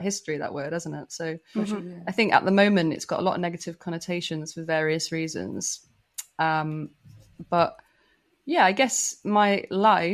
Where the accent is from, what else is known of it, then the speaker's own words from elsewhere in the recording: Manchester, North West England, United Kingdom; moved away as an adult; I grew up in Manchester in the UK, which is like notoriously gay friendly